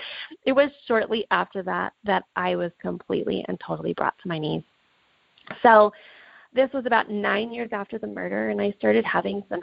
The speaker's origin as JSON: {"language": "English", "town": "Reno", "region": "Nevada", "country": "United States", "said": "I'm from Reno, Nevada."}